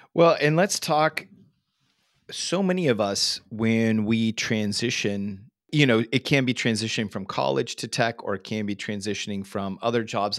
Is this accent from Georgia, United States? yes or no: no; Northern California, United States; growing up in Northern California, living in the Silicon Valley